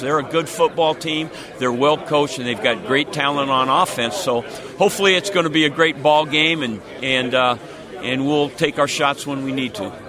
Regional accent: Seattle, Washington, United States; moved away; I'm from Seattle originally

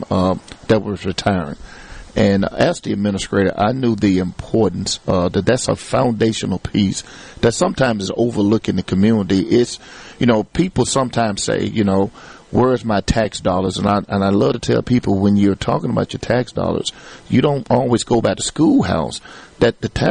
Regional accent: Cleveland, Mississippi, United States; My hometown. I'm a native here, Delta State graduate

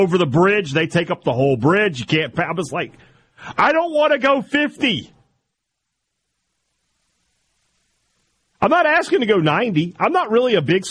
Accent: Vicksburg, Mississippi, United States; now in Starkville, United States; I grew up in Vicksburg

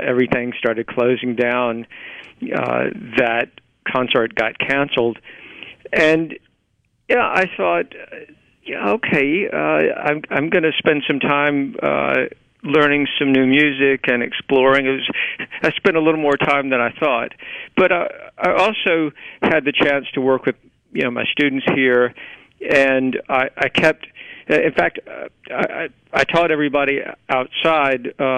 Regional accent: Cleveland, Mississippi, United States; also born or lived in Greenville, Mississippi; I grew up in the Delta. I was born in Greenville and grew up in Cleveland

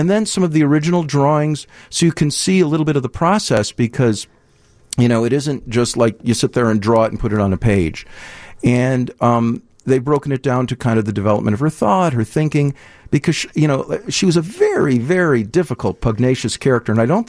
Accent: Deerfield, Illinois, United States; now in Evanston, United States; I grew up in Deerfield. I live in Evanston

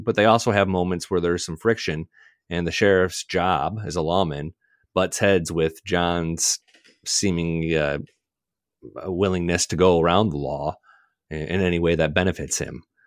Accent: Michigan, United States; I grew up in Michigan

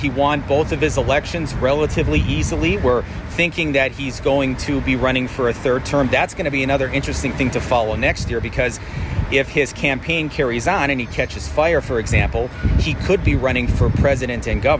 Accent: Wisconsin, United States; now in Minot, United States; to come back to my hometown

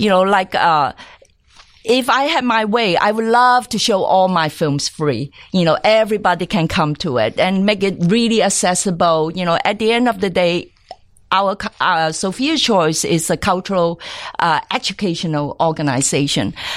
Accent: Hong Kong; I grew up in Hong Kong

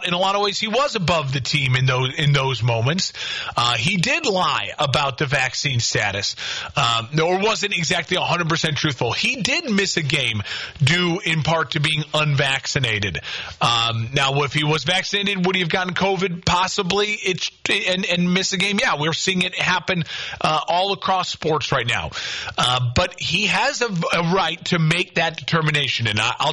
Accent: Crystal Lake, Illinois, United States; now in Quincy, United States; Crystal Lake, Illinois, getting a shout out, my hometown.

